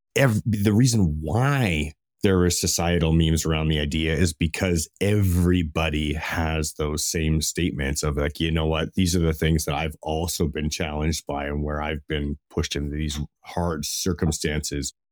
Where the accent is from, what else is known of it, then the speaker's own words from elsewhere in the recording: Canada; I'm Canadian